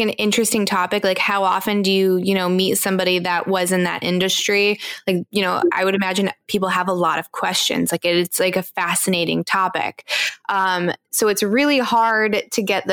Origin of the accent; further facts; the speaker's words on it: East Coast, United States; I grew up on the East Coast